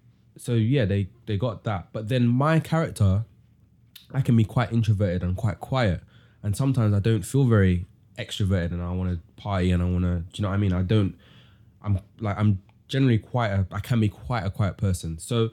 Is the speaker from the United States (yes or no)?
no; London, United Kingdom; when I'm in the UK, like, I'm like, I'm a Londoner.